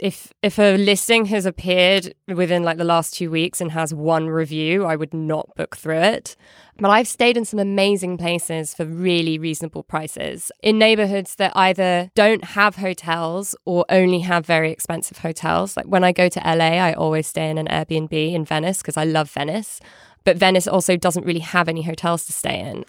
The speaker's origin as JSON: {"language": "English", "country": "United Kingdom", "moved": "yes", "lives_now": "United States", "said": "As a Brit abroad"}